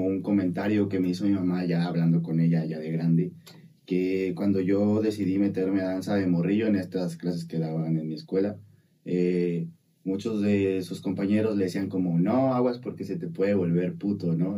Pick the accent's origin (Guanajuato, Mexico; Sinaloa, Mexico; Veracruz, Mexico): Veracruz, Mexico; Coatzacoalcos; un colegio en el que yo asistía en Coatzacoalcos, ya de ahí soy de Coatzacoalcos